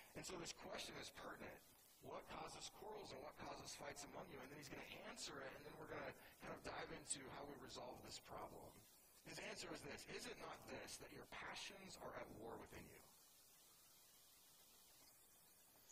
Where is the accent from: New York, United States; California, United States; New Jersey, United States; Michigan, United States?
California, United States; Southern; I'm from Southern California